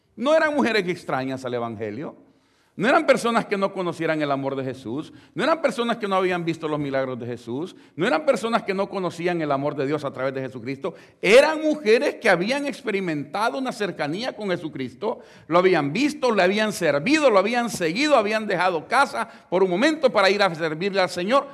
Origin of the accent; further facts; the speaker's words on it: El Salvador; la iglesia donde nosotros venimos del Salvador